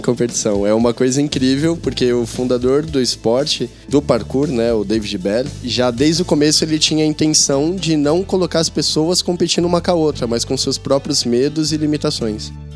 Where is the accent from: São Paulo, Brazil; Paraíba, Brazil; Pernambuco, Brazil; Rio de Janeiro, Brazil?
São Paulo, Brazil; interior of; moved away as an adult; also born or lived in Garça / Bauru / Botucatu; now in São Paulo, Brazil; eu morava no interior de São Paulo, eu, eu nasci em Garça, e depois eu morei em Bauru, depois eu morei em Botucatu e consegui vir para São Paulo